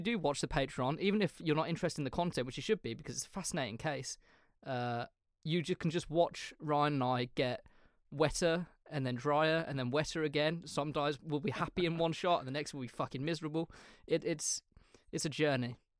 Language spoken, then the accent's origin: English; England, United Kingdom; we're English